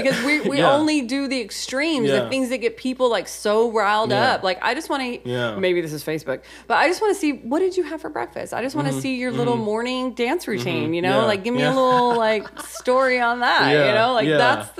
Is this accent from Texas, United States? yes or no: yes; Texas, United States; And I was like, no, I'm just from Texas. Like, if you met my family, you'd be stunned, you know?